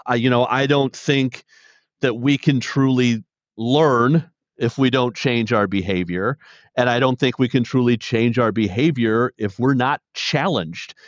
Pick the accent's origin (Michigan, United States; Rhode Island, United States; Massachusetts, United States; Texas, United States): Michigan, United States; Detroit; born and raised in Detroit